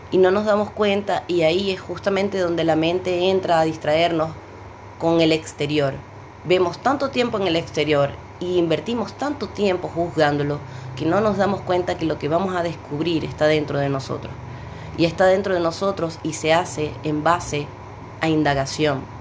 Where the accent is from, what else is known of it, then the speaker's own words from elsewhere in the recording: Maracaibo, Zulia, Venezuela; en una cafetería este, de Maracaibo, Venezuela, de donde vengo.